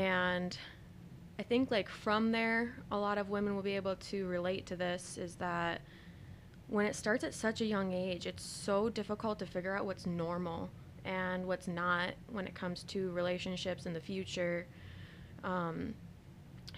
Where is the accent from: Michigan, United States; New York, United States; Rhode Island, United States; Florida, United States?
Michigan, United States; Lansing; also born or lived in Pensacola / North Dakota; I was raised here in Lansing